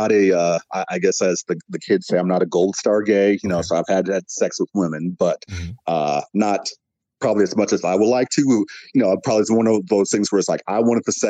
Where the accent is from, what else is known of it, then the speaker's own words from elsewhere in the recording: Midwest, United States; The Midwest, essentially. Okay. I've kind of like my family moved around or whatever like that. So I'd say like basically Midwest.